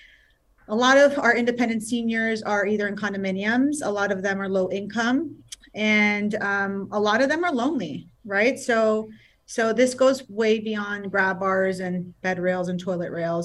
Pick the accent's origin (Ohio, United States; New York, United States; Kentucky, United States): New York, United States; New York City; now in South Florida, United States; I'm born and raised in Queens, New York. I am a city girl